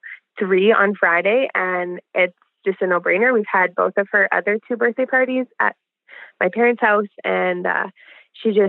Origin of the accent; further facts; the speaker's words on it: Alberta, Canada; I'm from Alberta, Canada